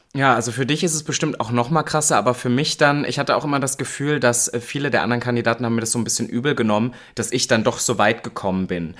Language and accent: German; MDR broadcast area, Central Germany, Germany; now in Berlin, Germany; MDR Sputnik ist ja auch ein Radiosender aus meiner Heimat